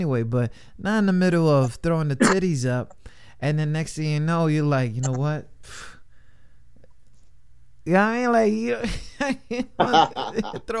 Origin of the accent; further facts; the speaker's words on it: New York City, New York, United States; growing up in New York, like in the city